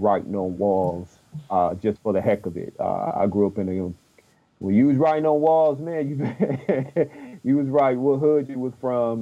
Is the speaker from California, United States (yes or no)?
yes; Los Angeles, California, United States; I grew up